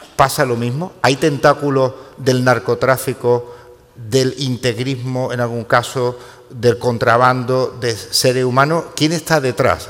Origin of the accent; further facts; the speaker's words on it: Ceuta, Spain; yo soy de Ceuta